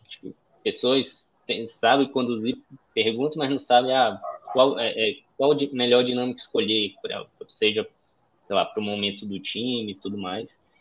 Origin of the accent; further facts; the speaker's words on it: Manaus, Amazonas, Brazil; also born or lived in São Paulo; sou de Manaus, moro em Manaus, nascido e criado aqui